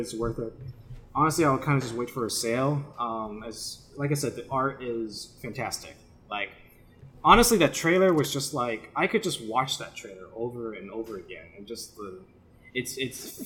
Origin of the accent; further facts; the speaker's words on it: United States; we're so American.